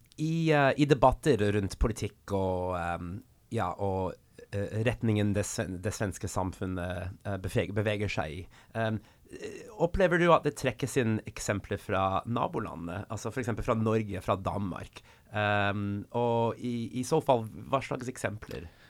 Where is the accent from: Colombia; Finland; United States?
United States; Swedish is a second language; now in Norway; Själv kommer jag från USA